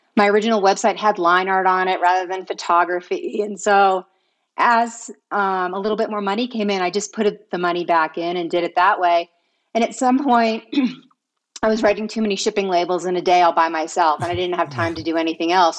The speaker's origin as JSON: {"language": "English", "region": "East Coast", "country": "United States", "tie": "born or raised there", "also_born_or_lived": "Vermont", "moved": "as an adult", "lives_now": "California, United States", "said": "growing up, I was raised on the East Coast."}